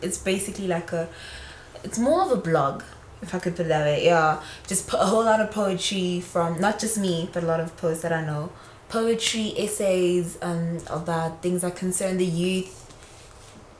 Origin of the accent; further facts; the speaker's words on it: Centurion, Gauteng, South Africa; I'm from Centurion, Irene